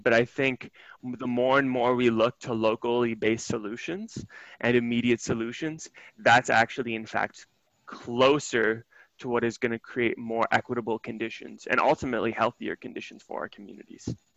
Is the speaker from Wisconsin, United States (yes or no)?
yes; Milwaukee, Wisconsin, United States; my hometown of Milwaukee